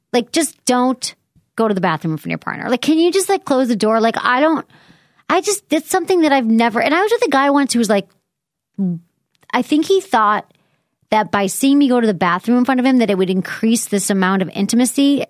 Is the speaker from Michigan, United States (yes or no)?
yes; Michigan, United States; moved away; I grew up in Michigan, I had more humble upbringings